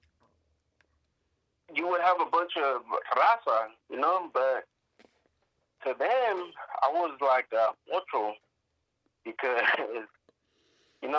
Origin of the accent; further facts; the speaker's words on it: Sacramento, California, United States; also born or lived in Davis, California; born and raised in Sacramento, California.